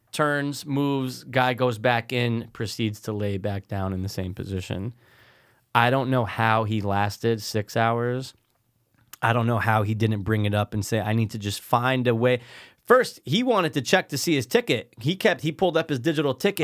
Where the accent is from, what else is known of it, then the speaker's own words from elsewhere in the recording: Connecticut, United States; We're Connecticut. We're not New Yorkians.